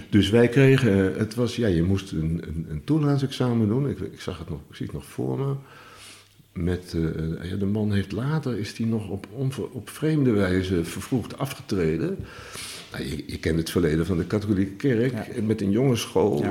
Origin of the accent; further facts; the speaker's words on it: Utrecht, Netherlands; moved away as an adult; also born or lived in Bunnik; now in Dinxperlo, Netherlands; Ik ben geboren in Utrecht en opgegroeid toen ik 12 was. Kocht mijn vader een huis in Bunnik